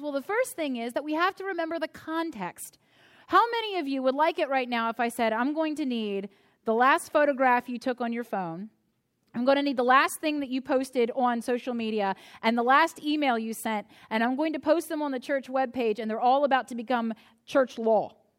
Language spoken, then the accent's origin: English; United States; my experience as an American